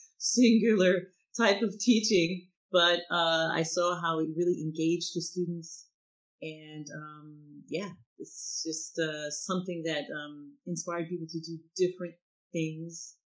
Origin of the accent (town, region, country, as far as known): United States; now in France